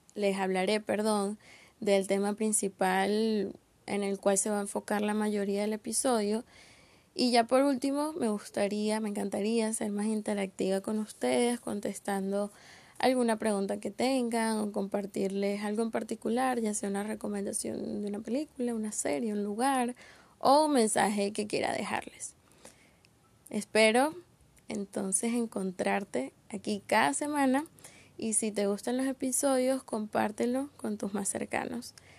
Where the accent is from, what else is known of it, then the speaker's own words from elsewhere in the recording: Caracas, Capital District, Venezuela; soy caraqueña, con 22 años